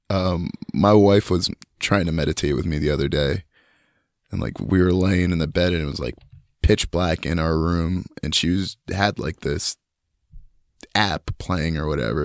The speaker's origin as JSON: {"language": "English", "town": "Union", "region": "New Jersey", "country": "United States", "tie": "born or raised there", "moved": "yes", "lives_now": "North Carolina, United States", "said": "growing up in Union was super cool. It's, uh, I feel like I'm glad that I grew up there, and I'm also glad that I don't fucking live there anymore."}